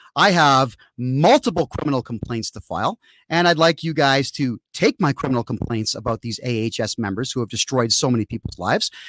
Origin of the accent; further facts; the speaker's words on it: Canada; my home country